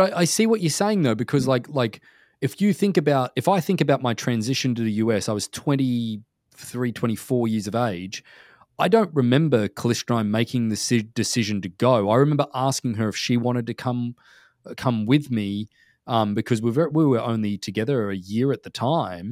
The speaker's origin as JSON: {"language": "English", "country": "Australia", "tie": "born or raised there", "moved": "as an adult", "lives_now": "North America", "said": "when I was growing up in Australia"}